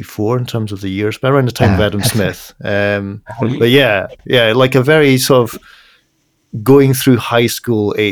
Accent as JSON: {"language": "English", "town": "Edinburgh", "region": "Scotland", "country": "United Kingdom", "tie": "born or raised there", "said": "my hometown of Edinburgh"}